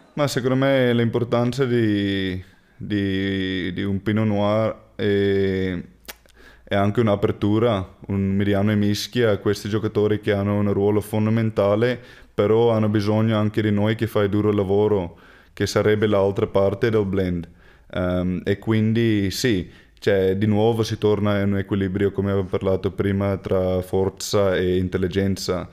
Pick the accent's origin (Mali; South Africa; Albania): South Africa; Cape Town, Western Cape; Italian is a second language; now in Treviso, Italy; io ho cresciuto su, sulle fattorie di vino